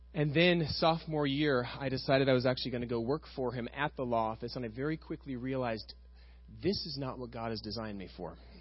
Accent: Costa Mesa, California, United States; I was raised over in West Side Costa Mesa, about five miles from here

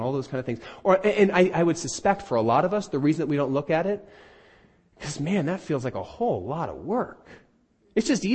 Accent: United States; I'm an American

